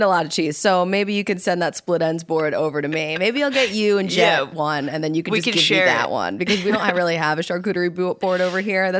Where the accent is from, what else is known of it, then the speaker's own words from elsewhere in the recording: Philadelphia, Pennsylvania, United States; growing up in Philly, there was always like a snowstorm